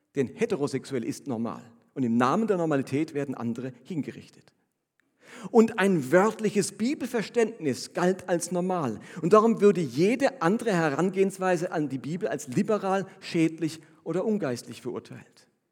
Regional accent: Germany; als Deutscher

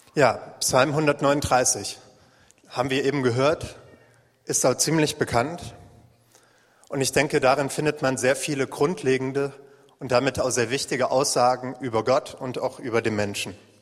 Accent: Waldeck, Northern Hesse, Germany; moved away; eine kleine Jesus Freaks Gruppe in Nordhessen in meiner Heimat

